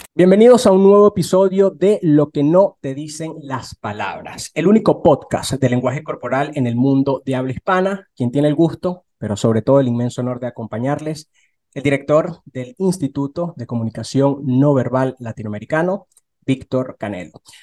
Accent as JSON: {"language": "Spanish", "town": "Barquisimeto", "region": "Lara", "country": "Venezuela", "said": "yo soy de, de, Barquisimeto, en Venezuela"}